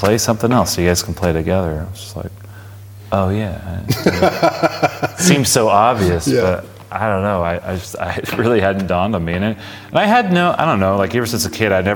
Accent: Palm Springs, California, United States; So I grew up in Palm Springs

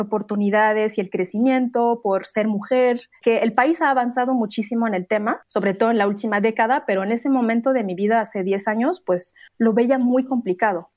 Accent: Morocco; moved away as an adult; also born or lived in France; now in Mexico; yo nací en Marruecos

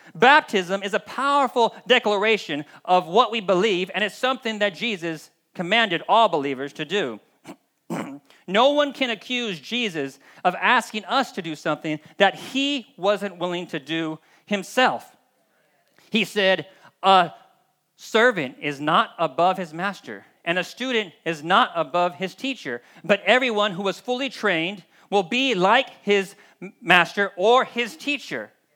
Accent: United States; we as the American or Western body of Christ

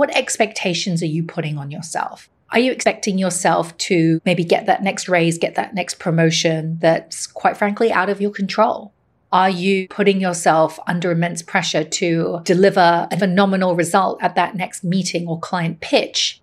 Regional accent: Hong Kong; My mother is Chinese. My father is Irish, and I grew up in Hong Kong

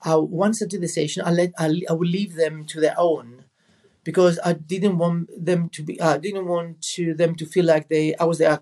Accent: Rhodes, South Aegean, Greece; I was in my hometown in Rhodes

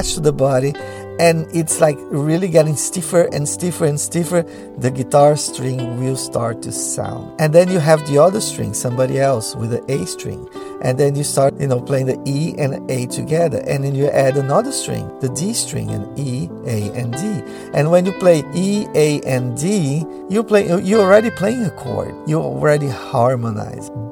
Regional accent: Brazil; first language Portuguese; English is a second language; moved away

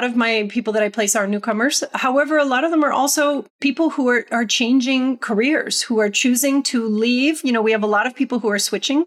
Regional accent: Canada; moved away; also born or lived in United States; I returned to Canada after living in the US for a long period of time

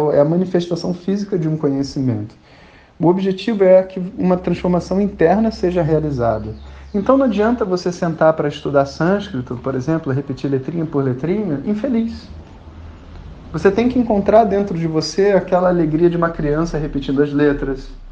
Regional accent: Rio de Janeiro, Brazil; sou carioca e tava no Rio de Janeiro

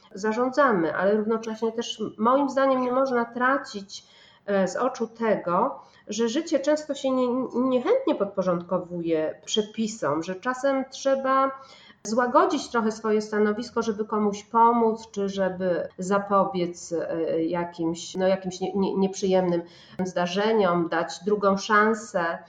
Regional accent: Poznań, Greater Poland, Poland; jestem poznanianką

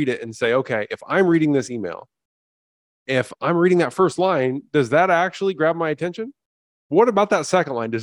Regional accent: central Indiana, United States; I grew up in Indiana, actually, you know, about 15 miles away from where Shawn grew up

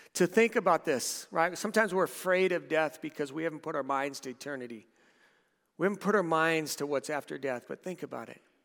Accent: Southern California, United States; moved away; We, we lived in a couple of houses in Southern California.

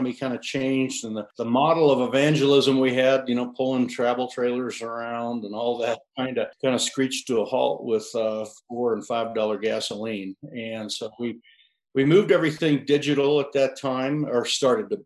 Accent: Sinclair, Wyoming, United States; I'm from Sinclair, Wyoming, right in the kind of the middle of the state, more or less, south central.

